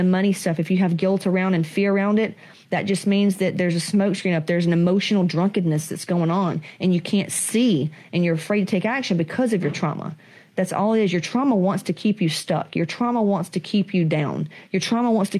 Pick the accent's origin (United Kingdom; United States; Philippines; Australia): United States; the South; I come from Southerners